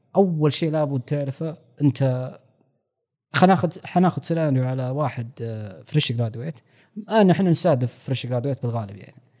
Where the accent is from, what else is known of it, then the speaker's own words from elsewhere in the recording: Saudi Arabia; عندنا في السعوديه مثلا منهج كامل مختلف